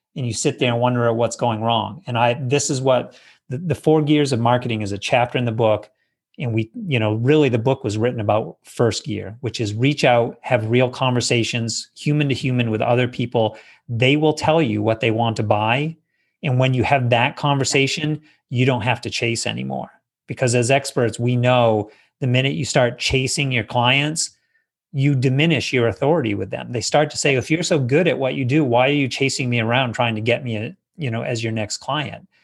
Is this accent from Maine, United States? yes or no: yes; Maine, United States; I grew up in Maine in the Northeast